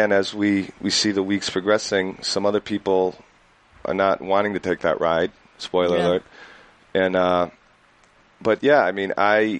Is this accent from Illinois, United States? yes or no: no; Detroit, Michigan, United States; moved away; I'm originally from Detroit